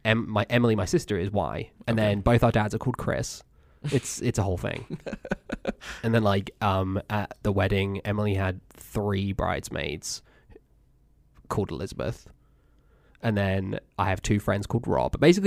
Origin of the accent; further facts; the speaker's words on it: Cambridge, East of England, United Kingdom; So yes, anyway, I grew up in England. I was born in Cambridge, born at a hospital there.